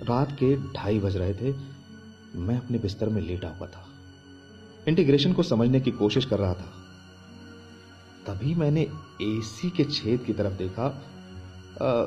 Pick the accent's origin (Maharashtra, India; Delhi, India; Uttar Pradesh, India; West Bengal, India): West Bengal, India; Kolkata; मैं कोलकाता से हूं इसलिए मैंने अपना बैग पैक करना शुरू कर दिया और हम अगले दिन ही पहुंच गए कोटा